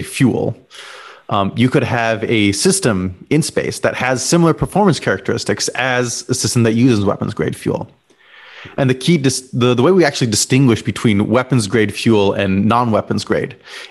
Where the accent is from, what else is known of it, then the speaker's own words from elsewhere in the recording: Los Alamos, New Mexico, United States; I grew up in Los Alamos, New Mexico